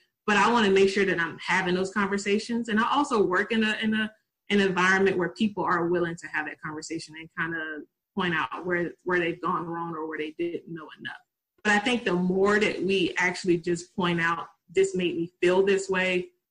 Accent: Tennessee, United States; accent: country; I'm from Tennessee, I'm country

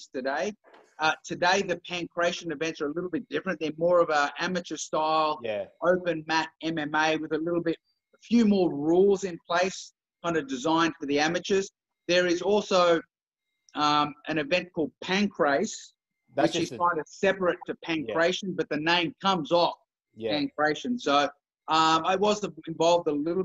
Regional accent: Canberra, Australian Capital Territory, Australia; I grew up in Canberra.

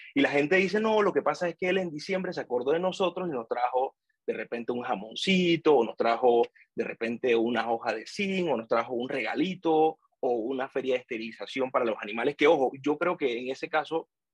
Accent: Panama City, Panama; yo que soy de Pedreal, o sea, yo soy del corregimiento de Pedreal, orgullosamente, y yo tuve que ir al Remón Cantera, a Paitilla, porque no había cupo

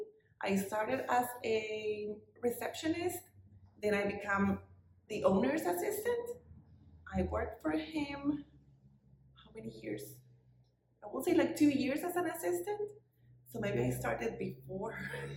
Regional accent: Rocky Point, Sonora, Mexico; I'm from Rocky Point. I have lived here all my life.

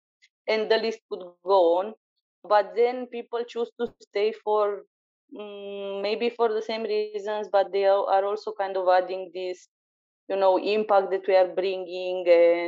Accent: Romania; moved away as an adult; now in Bulgaria; For me, I'm originally from Romania

